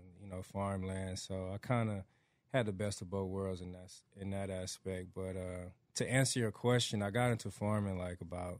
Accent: Atlanta, Georgia, United States; moved away as an adult; now in Texas, United States; I grew up raised in Atlanta, Georgia, right? So, my family, though, like, my grandparents lived in Middle Georgia, like, Warner Robins, little town right outside of Macon, Georgia. So, it's a little more rural than the city.

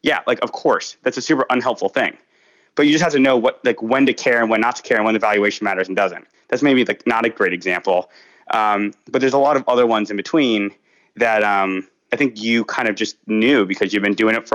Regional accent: Agoura Hills, California, United States; moved away as an adult; also born or lived in New York; I grew up in Agoura Hills, which is not Malibu

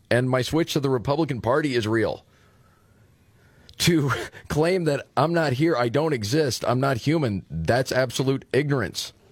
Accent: Dearborn, Michigan, United States; so yes my … I came all the way from Dearborn Michigan I'm here along with two parents concerned parents against these sexually explicit books I'm a proud Muslim American

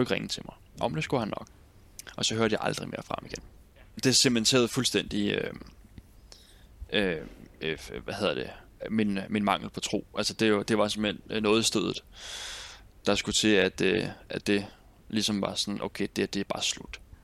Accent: Nykøbing Sjælland, Zealand, Denmark; moved away as an adult; also born or lived in Roskilde; Nykøbing Sjælland, hvor jeg kommer fra

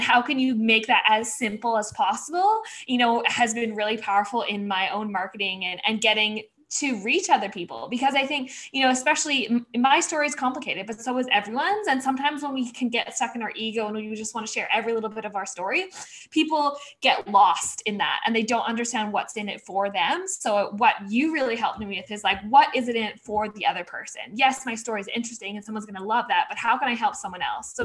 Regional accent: Vancouver, British Columbia, Canada; So I grew up in Vancouver, Canada.

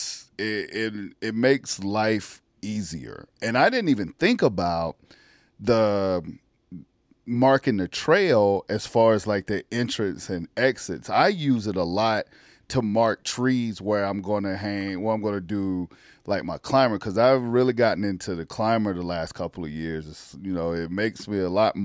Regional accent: South Carolina, United States; I grew up in South Carolina, grew up in the country

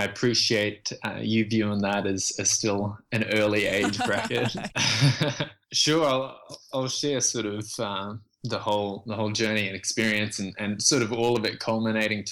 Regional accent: Australia; moved away as an adult; also born or lived in Vietnam / Indonesia / Canada / Texas; I was born in Vietnam and then left as a refugee and fled the country with my parents. We made it to a refugee camp in Indonesia, where we stayed for a year, and then from there we got accepted into Australia

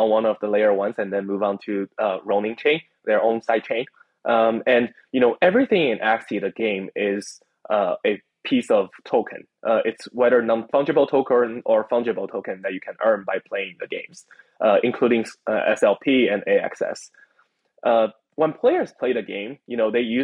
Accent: China; I grew up in China

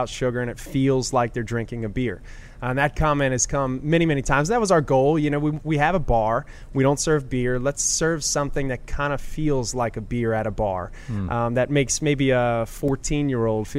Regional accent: Metairie, Louisiana, United States; also born or lived in St. John Parish; now in New Orleans, United States; I'm born and raised in Metairie

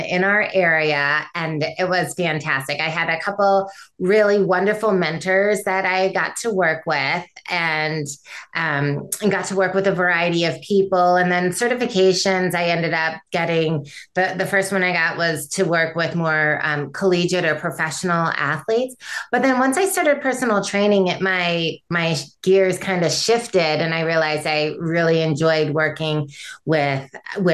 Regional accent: Michigan, United States; I grew up in Michigan

